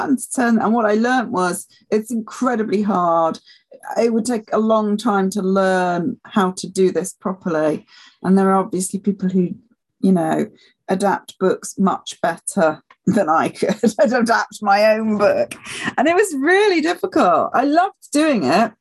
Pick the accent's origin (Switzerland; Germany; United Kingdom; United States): United Kingdom; Yorkshire and the Humber; moved away; I come from Yorkshire originally